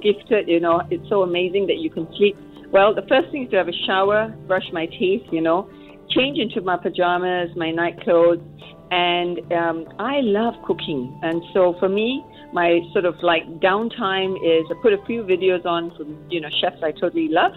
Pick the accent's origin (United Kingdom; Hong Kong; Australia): Australia; also born or lived in Sydney, Australia; I am Australian